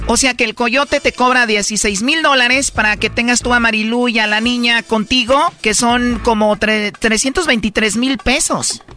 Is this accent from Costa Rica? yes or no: no; Michoacán, Mexico; de Michoacán, de donde soy yo